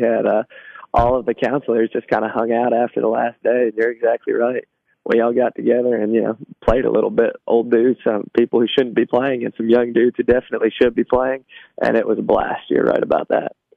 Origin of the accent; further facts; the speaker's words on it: Trousdale County, Tennessee, United States; also born or lived in Cookeville, Tennessee; I grew up in Trousdale County, so that's a, about an hour away.